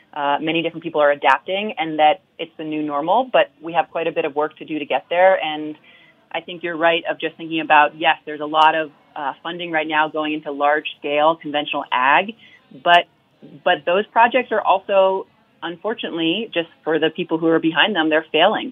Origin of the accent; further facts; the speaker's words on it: Vermont, United States; growing up in Vermont. I grew up on a farm.